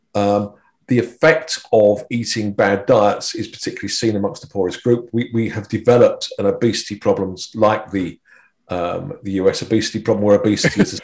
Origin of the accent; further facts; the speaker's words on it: United Kingdom; being British